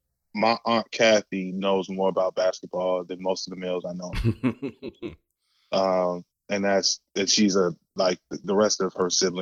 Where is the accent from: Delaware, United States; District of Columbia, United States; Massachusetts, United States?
District of Columbia, United States; Washington; also born or lived in Atlanta; since high school. I'm from Washington, D.C. Went to college in Atlanta, came back, got my master's degree in D.C. and been here ever since 2009.